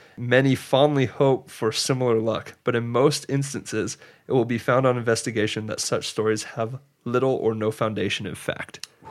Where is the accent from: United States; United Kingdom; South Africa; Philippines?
United States; Georgia; growing up in Georgia where, like, I didn't grow, it was flat ground